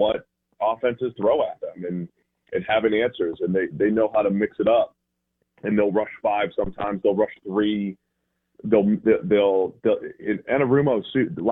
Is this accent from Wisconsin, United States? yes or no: no; Boston, Massachusetts, United States; accent: Boston; now in Cincinnati, United States; My Boston accent comes out every now and again.